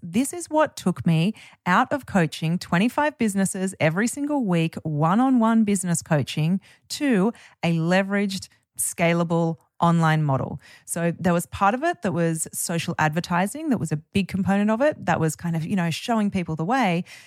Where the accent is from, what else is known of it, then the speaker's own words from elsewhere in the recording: Byron Bay, New South Wales, Australia; my hometown of Byron Bay